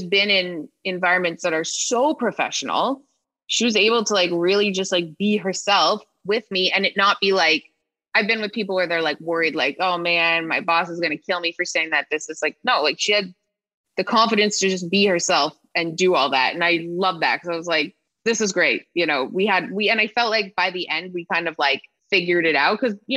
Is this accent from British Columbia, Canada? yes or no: no; Toronto, Ontario, Canada; moved away; also born or lived in Regina, Saskatchewan; I'm from Toronto